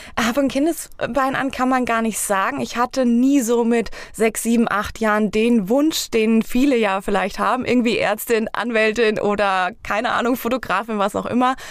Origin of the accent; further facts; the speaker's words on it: Eringshausen, Hesse, Germany; für mein Heimatdorf. Und zwar gibt es bei uns in Eringshausen